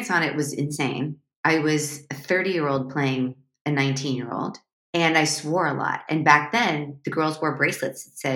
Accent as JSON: {"language": "English", "region": "Midwest", "country": "United States", "tie": "born or raised there", "said": "we grew up, I grew up in the Midwest. So it's like Ore-Ida."}